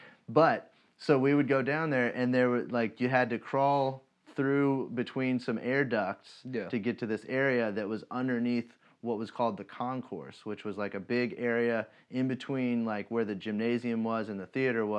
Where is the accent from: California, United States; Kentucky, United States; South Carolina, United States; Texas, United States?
Kentucky, United States; Monticello; moved away; I was originally from Monticello